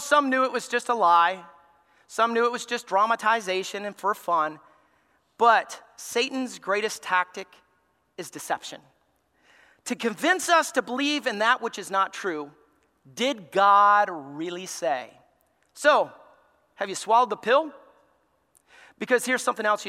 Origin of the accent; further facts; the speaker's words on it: Alabama, United States; I grew up in Alabama